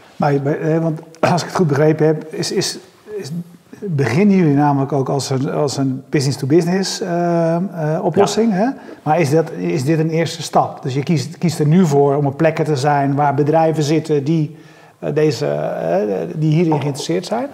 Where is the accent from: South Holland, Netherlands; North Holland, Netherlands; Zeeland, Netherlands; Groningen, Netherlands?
South Holland, Netherlands; Nieuwkoop; ik kom uit Nieuwkoop, uh, 7000 inwoners zeg maar, of 10.000 inwoners